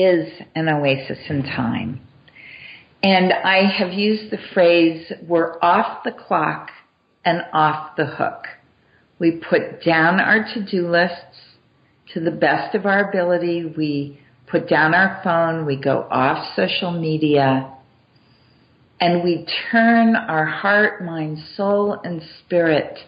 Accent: Massachusetts, United States; I grew up in Massachusetts

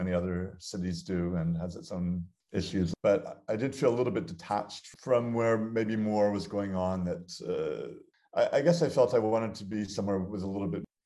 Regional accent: Montreal, Quebec, Canada; moved away as an adult; also born or lived in United States / Basel, Switzerland; now in Athens, Greece; I grew up in Montreal and I did my undergraduate degree in the States.

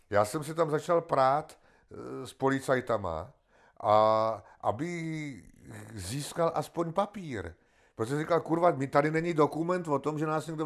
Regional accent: Czechia; koukejte se, my jsme Sice Češi, ale k ním nepatříme.

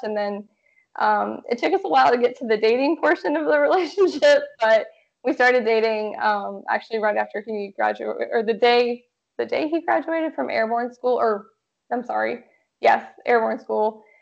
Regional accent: Georgia, United States; moved away as an adult; now in Washington, United States; Originally, I'm from Georgia

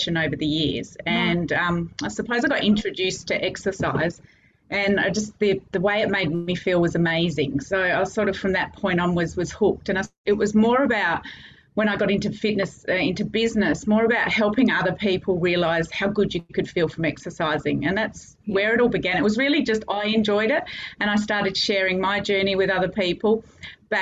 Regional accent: Adelaide, South Australia, Australia; moved away as an adult; now in Cairns, Australia; I'm from Adelaide originally

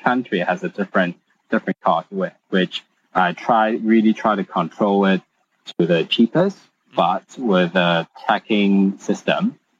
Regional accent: Hong Kong; Yes, all Hong Kong.

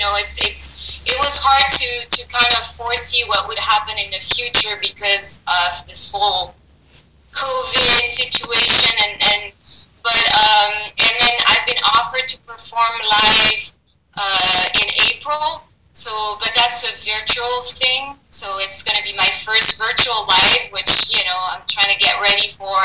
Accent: Paris, Île-de-France, France; English is a second language; moved away; I'm from Paris, France

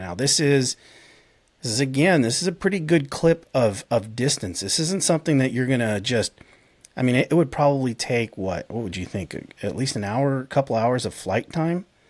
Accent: Tucson, Arizona, United States; moved away; also born or lived in San Diego; I'm from Tucson. Um, I lived most of my life in Tucson, yes, for a very long period of time. I also lived in San Diego, but I would say my, my home is Tucson, Arizona. Hometown, if you will

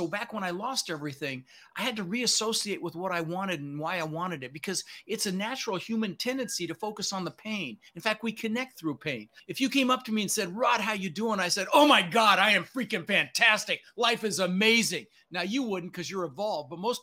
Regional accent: Denver, Colorado, United States; also born or lived in Netherlands; I was born in the Netherlands, wooden shoes, windmill. Immigrated when I was 6 years old with my brother, Albert, my mother's Vancha. We ended up in Denver, Colorado

